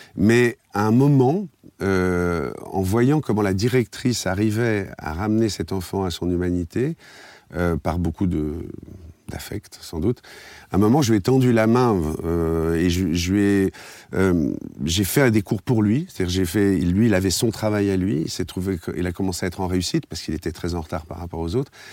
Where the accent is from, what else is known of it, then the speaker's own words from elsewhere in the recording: Paris, Île-de-France, France; je suis un Parisien d'origine